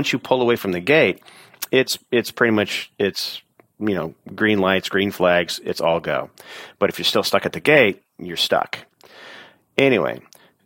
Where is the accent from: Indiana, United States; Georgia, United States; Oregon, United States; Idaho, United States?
Oregon, United States; I'm from Oregon